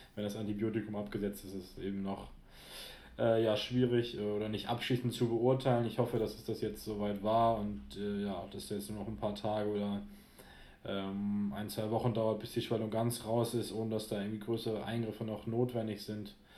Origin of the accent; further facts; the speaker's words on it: near Altenholz, Schleswig-Holstein, Germany; lange in Altenholz gespielt, wo ich ja aufgrund der örtlichen Verbundenheit zu meiner Heimat den einen oder anderen auch kenne